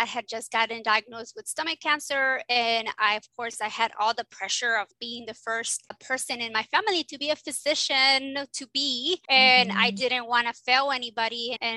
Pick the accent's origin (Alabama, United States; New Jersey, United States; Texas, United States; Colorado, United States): Texas, United States; South; I'm from South Texas, which is, I call it Little Mexico, because in South Texas, it's like everybody speaks Spanish and we're mainly all Mexicans.